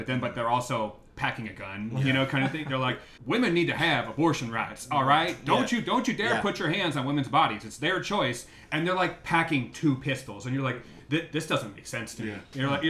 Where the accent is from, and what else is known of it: Mendocino County, California, United States; born or raised there